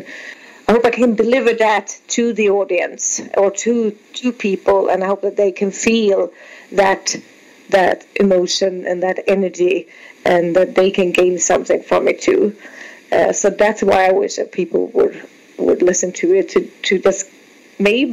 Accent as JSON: {"language": "English", "country": "Sweden", "said": "I'm from Sweden"}